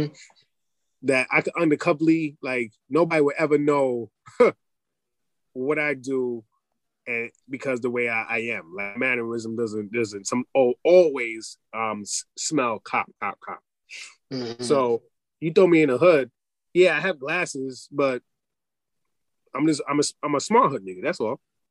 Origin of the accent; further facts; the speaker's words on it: Poughkeepsie, New York, United States; my parents kind of took me out of the hood and put me upstate in Poughkeepsie, in the suburbs, for people who don't know.